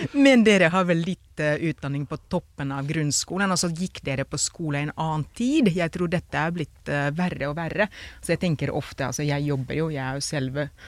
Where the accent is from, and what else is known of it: Finland; Norwegian is a second language; now in Norway